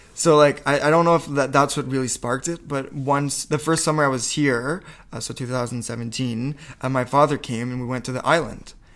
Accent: Campbellton, New Brunswick, Canada; first language French; English is a second language; moved away as an adult; I was born in Campbellton, New Brunswick.

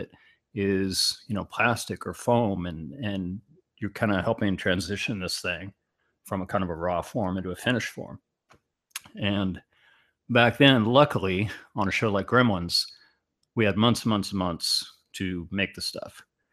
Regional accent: Garden Grove, California, United States; also born or lived in Big Bear, California / Walnut Creek, California; I'm a native Californian. I grew up in Garden Grove.

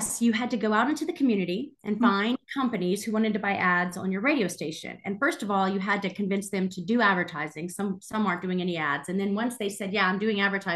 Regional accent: the Carolinas, United States; also born or lived in New Zealand; growing up in the Carolinas

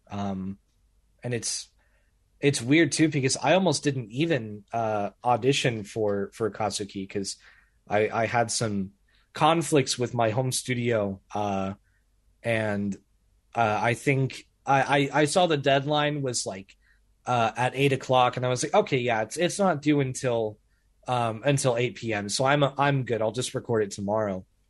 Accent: Springfield, Missouri, United States; I'm just in the middle of, of Springfield, Missouri

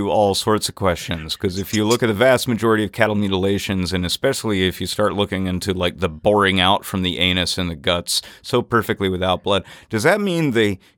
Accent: Mississippi River, United States; but I grew up on the Mississippi, they get even bigger than that.

